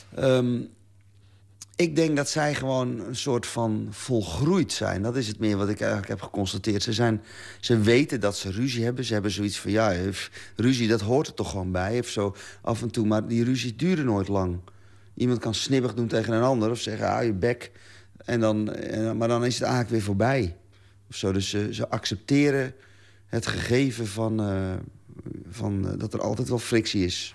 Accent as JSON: {"language": "Dutch", "region": "Zeeland", "country": "Netherlands", "said": "als Zeeuw"}